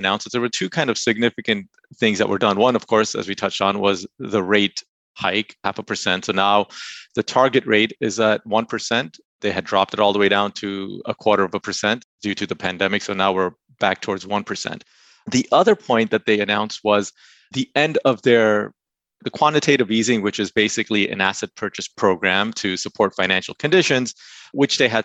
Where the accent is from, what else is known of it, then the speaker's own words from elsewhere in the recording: United States; moved away as an adult; also born or lived in Canada; now in North Carolina, United States; Before Canada, I was originally from the New York, New Jersey area